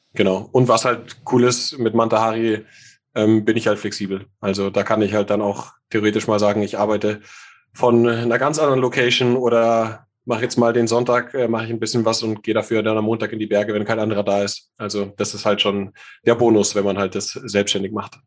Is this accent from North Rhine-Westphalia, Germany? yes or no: no; Munich, Bavaria, Germany; bin in München geboren